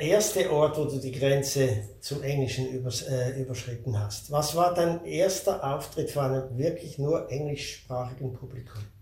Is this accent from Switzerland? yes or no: yes; Switzerland; bei uns in der Schweiz